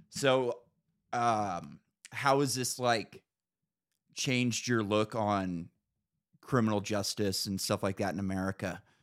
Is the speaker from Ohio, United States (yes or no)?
no; Northern California, United States; moved away as an adult; now in Idaho, United States; I grew up in Northern California